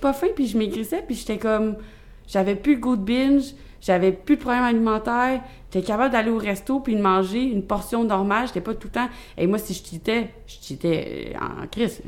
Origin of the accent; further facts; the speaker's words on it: South Shore, Quebec, Canada; je viens pas mal de la rive sud. Je me suis promenée assez pour dire que je viens de la rive sud au complet